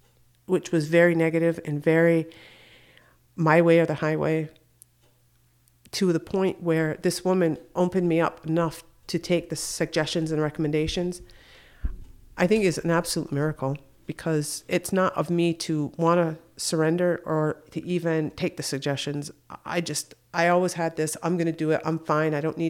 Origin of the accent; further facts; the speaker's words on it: Akwesasne, New York, United States; I was living in Syracuse, and I'm originally from Akwesasne, so that's about 3.5 hour drive.